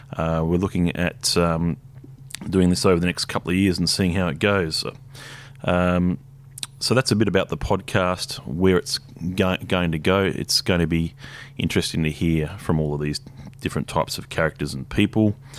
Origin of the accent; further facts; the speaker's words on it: Hobart, Tasmania, Australia; now in Brisbane, Australia; I moved up here eighteen years ago. I was born in Hobart